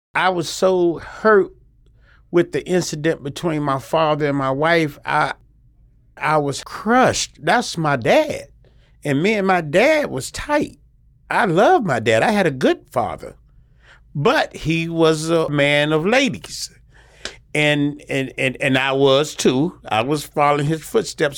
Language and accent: English; Salisbury, North Carolina, United States; I'm from Salisbury, North Carolina